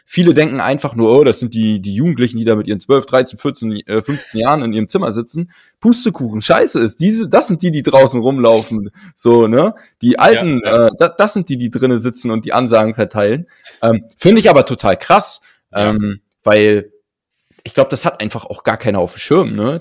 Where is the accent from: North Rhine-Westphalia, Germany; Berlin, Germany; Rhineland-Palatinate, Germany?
Berlin, Germany; bei uns in Berlin. Also ich habe früher in Charlottenburg am, am, am Schloss direkt äh, gewohnt